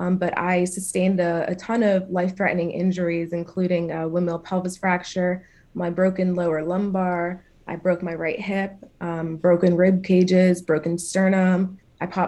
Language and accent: English; Philadelphia, Pennsylvania, United States; I'm from Philadelphia, Pennsylvania